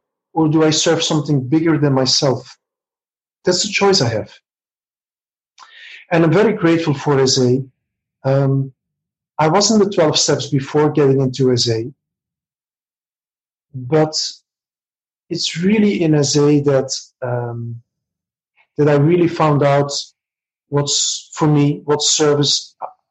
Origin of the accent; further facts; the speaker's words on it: Belgium; moved away as an adult; now in Barcelona, Spain; I'm originally from Belgium, but since a bit over 2 years, I'm living in Barcelona, Spain